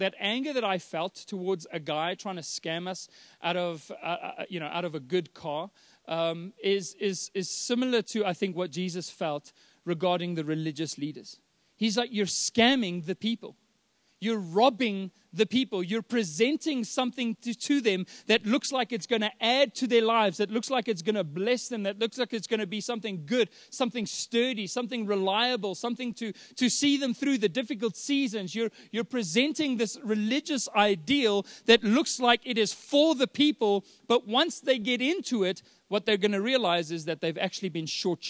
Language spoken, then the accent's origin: English; Johannesburg, Gauteng, South Africa; We're from Joburg